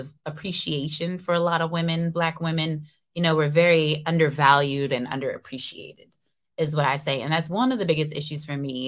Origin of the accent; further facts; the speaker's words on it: Seattle, Washington, United States; I was born and raised in Seattle